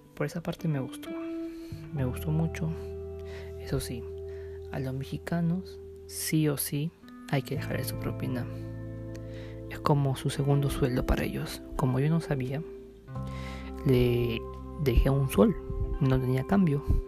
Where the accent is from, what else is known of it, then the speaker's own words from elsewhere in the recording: Peru; yo salí de Perú